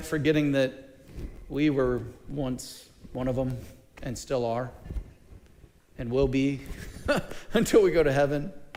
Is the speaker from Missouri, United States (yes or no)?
yes; Mid Missouri, United States; I'm from Mid Missouri, so uh, I'm not a mountain boy